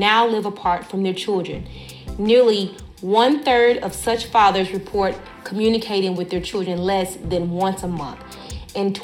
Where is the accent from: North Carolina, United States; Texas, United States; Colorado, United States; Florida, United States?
Texas, United States; Dallas; I'm from Dallas, South Dallas